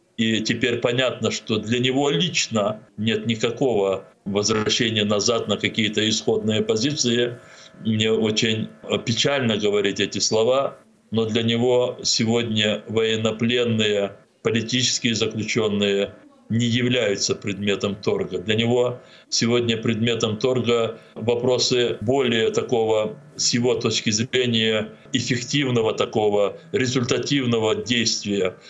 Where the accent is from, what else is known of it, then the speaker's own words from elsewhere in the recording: Crimea, Ukraine; moved away as an adult; also born or lived in Moscow; Мне было 11 лет, и я вырос в Крыму, я учился там